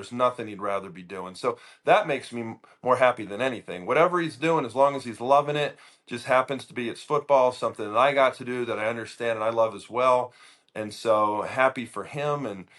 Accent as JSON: {"language": "English", "region": "North Carolina", "country": "United States", "tie": "born or raised there", "said": "I grew up in North Carolina."}